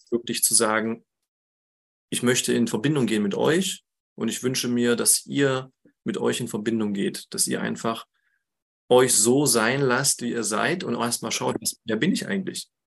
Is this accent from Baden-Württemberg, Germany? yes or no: no; Harz, near Quedlinburg, Saxony-Anhalt, Germany; moved away as an adult; also born or lived in Jena; ich lebe im schönen Harz mittlerweile wieder, ähm, seit jetzt sieben Jahren. Das ist meine Heimat und in der Nähe von Quedlinburg